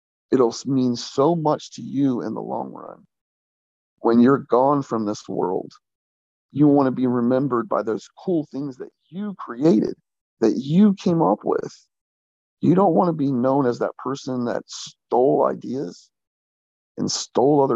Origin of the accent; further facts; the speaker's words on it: Jacksonville, Florida, United States; moved away as an adult; also born or lived in Oregon; now in North Carolina, United States; I grew up in Jacksonville, Florida. I lived there for 27 years